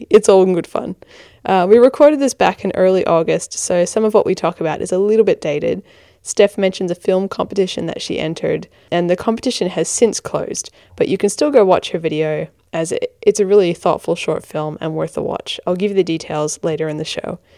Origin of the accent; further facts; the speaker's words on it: Australia; accent: hybrid American Australian; I am American Australian. So I'm an Australian who has American parents, uh, child of migrants, and that's why I've got this funny hybrid accent.